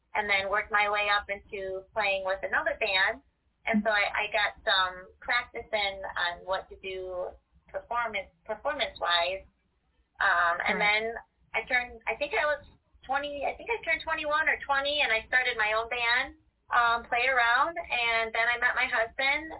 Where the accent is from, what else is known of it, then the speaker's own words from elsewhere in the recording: Detroit, Michigan, United States; I was in the Detroit area.